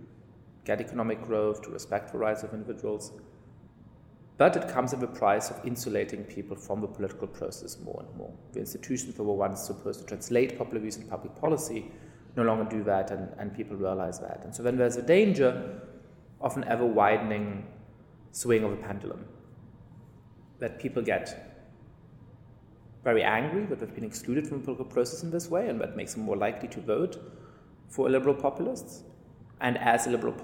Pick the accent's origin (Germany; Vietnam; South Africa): Germany; moved away as an adult; also born or lived in England / Italy / France; now in United States; I grew up in Germany.